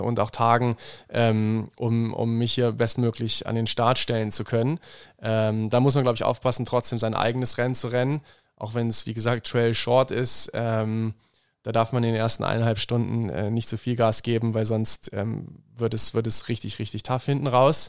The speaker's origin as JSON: {"language": "German", "town": "Bad Lauterberg im Harz", "region": "Lower Saxony", "country": "Germany", "tie": "born or raised there", "moved": "as an adult", "lives_now": "Innsbruck, Austria", "said": "aus meiner Heimat, Bad Lauterberg im Harz"}